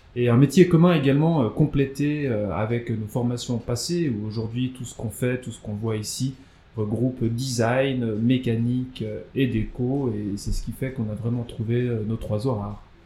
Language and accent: French; Nyon, Vaud, Switzerland; nous étions voisins dans, le même immeuble à Nyon